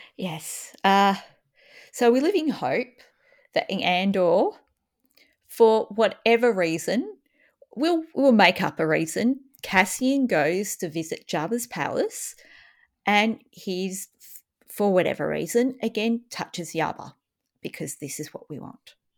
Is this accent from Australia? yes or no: yes; Australia; as an Australian